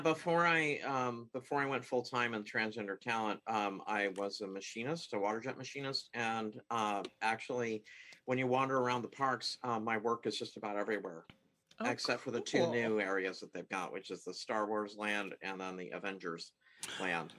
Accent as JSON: {"language": "English", "town": "Seattle", "region": "Washington", "country": "United States", "tie": "born or raised there", "said": "I uh, was born and raised in the Seattle area"}